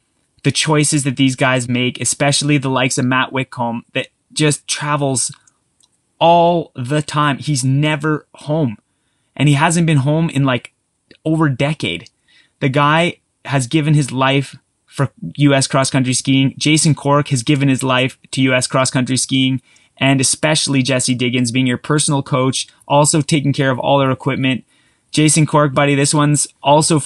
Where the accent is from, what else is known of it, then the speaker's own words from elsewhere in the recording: Canada; I'm Canadian